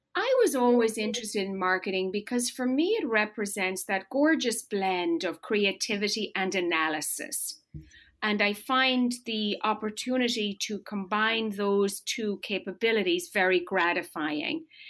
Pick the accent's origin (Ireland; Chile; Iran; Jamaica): Ireland; moved away as an adult; now in United States; I was born and raised in rural Ireland. I grew up on a farm.